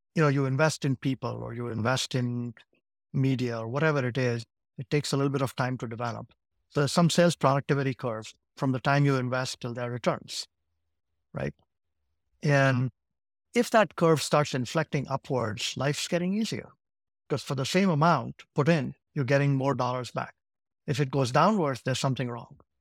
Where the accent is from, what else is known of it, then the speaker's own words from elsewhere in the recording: Ahmedabad, Gujarat, India; also born or lived in Saint Louis, United States; now in United States; I grew up in a city called Ahmedabad in Gujarat.